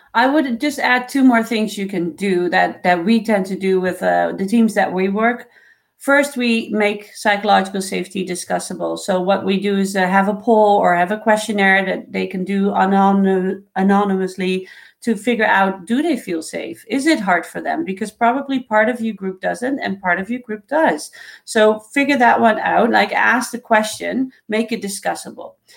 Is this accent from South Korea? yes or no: no; Netherlands; now in Canada; I was born in the Netherlands